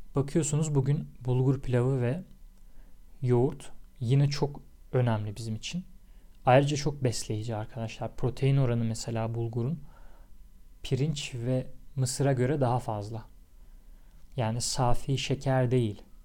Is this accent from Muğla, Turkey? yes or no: no; Tekirdağ, Turkey